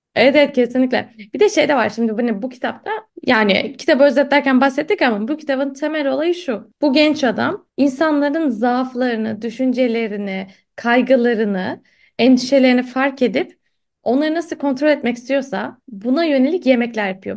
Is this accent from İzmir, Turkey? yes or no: no; Istanbul, Turkey; Sinopluyum ben. E, ama İstanbul'da doğup büyüdüm.